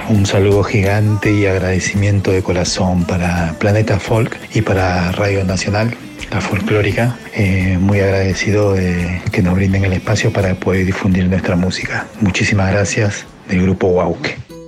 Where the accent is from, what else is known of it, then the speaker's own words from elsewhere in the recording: Peru; now in Argentina; Nosotros nacimos en Paramunca, y conservamos mucho recuerdos